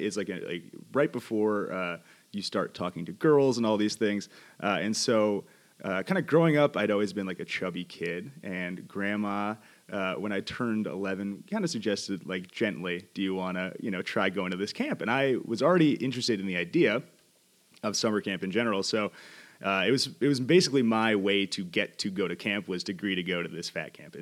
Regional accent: New York City, New York, United States; now in Los Angeles, United States; I'm originally from Queens, New York, currently living in Los Angeles.

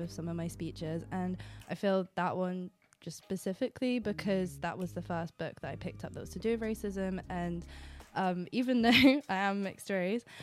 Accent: Poole, South West England, United Kingdom; moved away as an adult; now in London, United Kingdom; I was born in Poole, like down the road

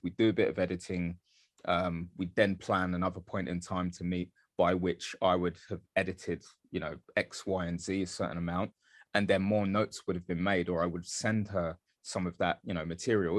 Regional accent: London, United Kingdom; also born or lived in Dagenham; I grew up in East London, I grew up in Bethnal Green, uh, mostly

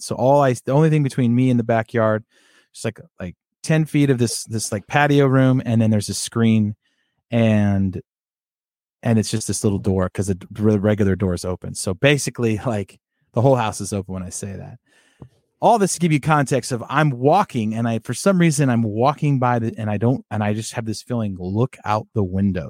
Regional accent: Sacramento, California, United States; I grew up in the Sacramento area

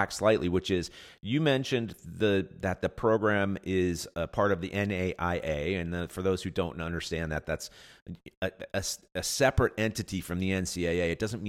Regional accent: Long Beach, California, United States; I grew up in Long Beach

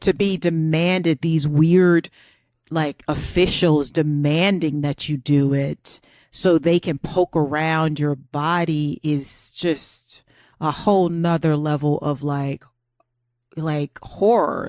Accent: Florida, United States; accent: American; moved away; I'm from Florida

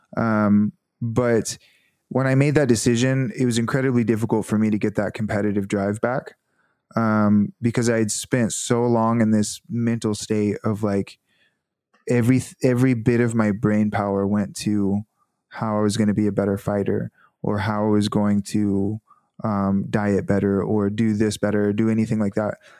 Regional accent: Northwest Arkansas, United States; moved away as an adult; also born or lived in California / Conway, Arkansas; I was from Northwest Arkansas

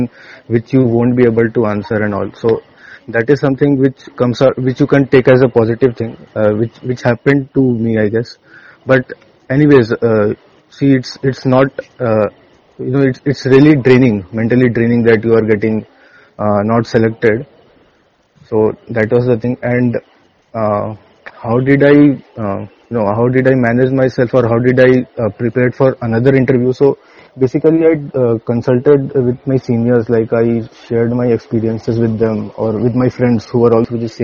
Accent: Muzaffarpur, Bihar, India; I am from Muzaffarpur, Bihar

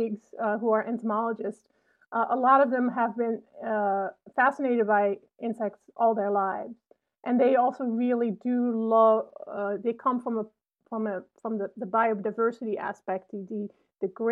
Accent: Netherlands; now in Urbana-Champaign, United States; I grew up in a very small town in the Netherlands

